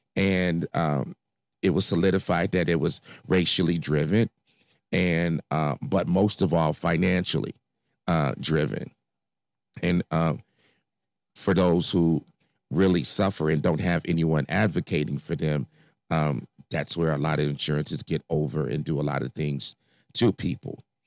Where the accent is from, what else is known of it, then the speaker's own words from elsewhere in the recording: Chicago, Illinois, United States; I grew up in Inglewood, uh, south side of Chicago